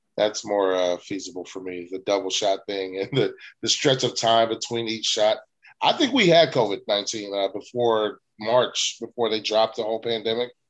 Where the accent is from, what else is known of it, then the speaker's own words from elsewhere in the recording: West Coast, United States; we're we're from the West Coast